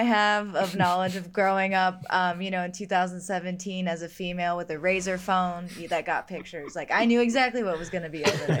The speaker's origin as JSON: {"language": "English", "region": "Ohio", "country": "United States", "tie": "born or raised there", "moved": "yes", "lives_now": "Denver, United States", "said": "when I was like growing up in Ohio."}